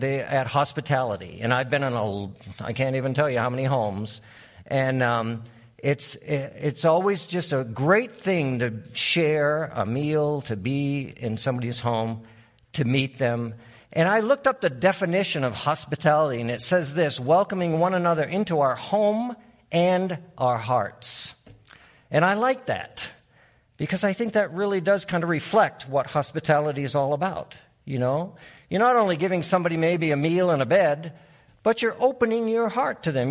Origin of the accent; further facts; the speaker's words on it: Maine, United States; moved away; also born or lived in Uruguay; I'm from Maine